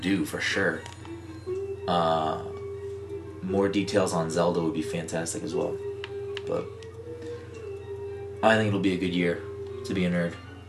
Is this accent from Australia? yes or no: no; Ireland; I'm a potato. But that's mainly because I'm Irish.